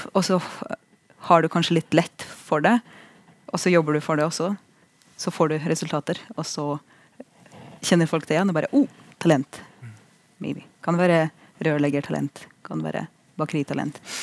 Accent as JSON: {"language": "Norwegian", "country": "Russia", "moved": "yes", "lives_now": "Norway", "said": "jeg er russer"}